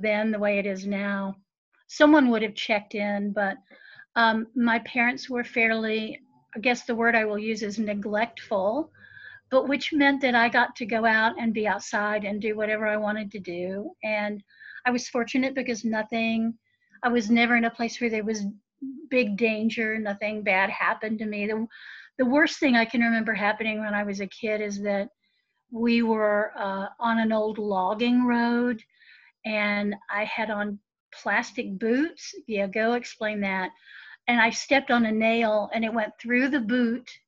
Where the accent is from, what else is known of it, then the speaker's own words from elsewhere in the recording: Southern Highlands of Appalachia, United States; I am of this place and in this place.